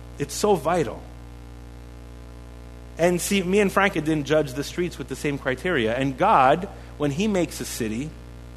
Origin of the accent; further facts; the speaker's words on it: Montreal, Quebec, Canada; we're from Montreal.